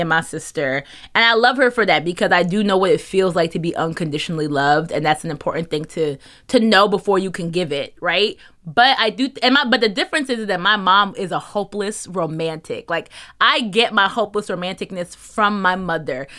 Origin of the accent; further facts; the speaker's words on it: New Jersey, United States; moved away as an adult; also born or lived in New York; we're from New Jersey